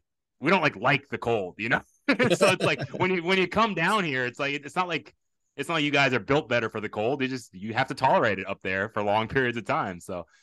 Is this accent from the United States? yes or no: yes; Texas, United States; as a former coach myself, and I'm from Texas